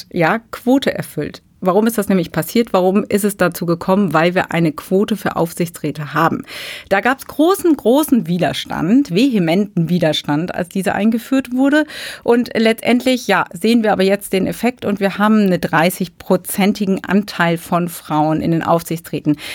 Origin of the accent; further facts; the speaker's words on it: Germany; Und ja, da sind wir nicht so sehr begeistert von als Deutsche.